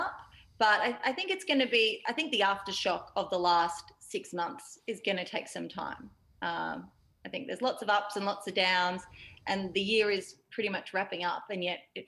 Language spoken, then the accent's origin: English; Yarra Valley, Victoria, Australia; I grew up in the Yarra Valley in Victoria, which is very lush, green countryside.